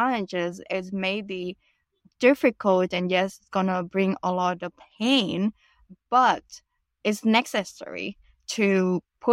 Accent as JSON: {"language": "English", "country": "Vietnam", "also_born_or_lived": "United States", "moved": "yes", "lives_now": "Canada", "said": "go back to Vietnam and reinvent myself. I realized that I didn't want to stay in my home country"}